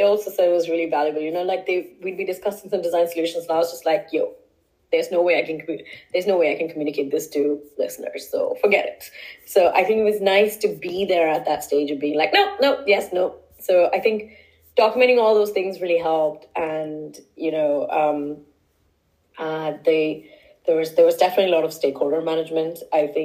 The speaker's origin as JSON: {"language": "English", "country": "India", "also_born_or_lived": "Stockholm", "moved": "yes", "lives_now": "London, United Kingdom", "said": "Culturally, I'm Indian"}